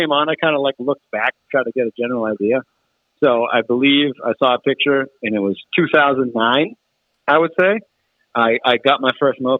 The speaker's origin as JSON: {"language": "English", "town": "Worcester", "region": "Massachusetts", "country": "United States", "tie": "born or raised there", "said": "I grew up in the Worcester, Massachusetts area, and uh, just recently relocated uh, to the Western Mass part of the area."}